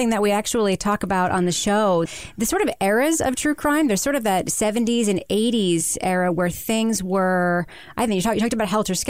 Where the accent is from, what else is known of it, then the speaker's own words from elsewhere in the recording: Long Island, New York, United States; I grew up on Long Island